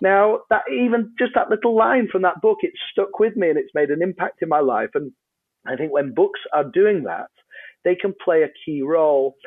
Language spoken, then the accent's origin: English; Yorkshire and the Humber, United Kingdom; I'm a Brit, uh, on, on this side of the pond. Um, I'm from a place called Yorkshire, uh, in England